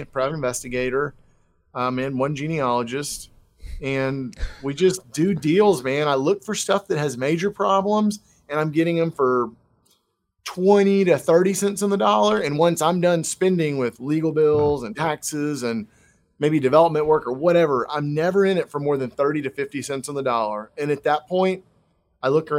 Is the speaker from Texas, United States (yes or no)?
yes; Texas, United States; born and raised in Texas, lived all across the state